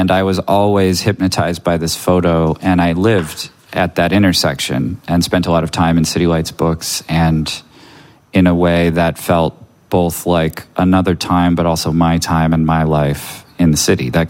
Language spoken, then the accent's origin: English; United States; also born or lived in San Francisco / south of France; now in California, United States; I'm too American.